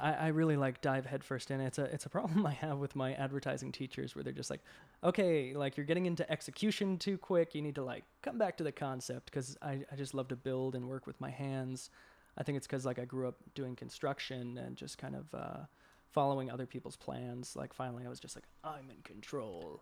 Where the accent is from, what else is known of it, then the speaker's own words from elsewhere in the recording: Boston, Massachusetts, United States; moved away as an adult; also born or lived in Savannah, Georgia; now in Atlanta, United States; I grew up in Boston originally, and, uh, I slowly moved my way down south